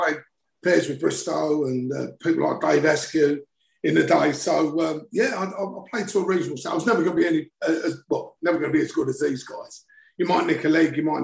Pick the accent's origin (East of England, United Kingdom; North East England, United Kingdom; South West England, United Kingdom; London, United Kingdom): East of England, United Kingdom; South Ockendon; I was born in Essex, and as a kid we used to get on a 7-8 green line, which used to be at the top of my road